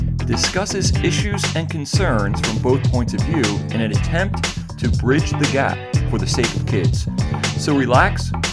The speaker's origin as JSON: {"language": "English", "region": "New Jersey", "country": "United States", "tie": "born or raised there", "said": "I grew up in New Jersey"}